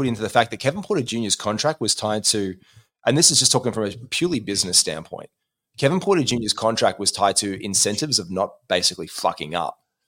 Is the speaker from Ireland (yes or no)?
no; Australia; we know this as Australian basketball players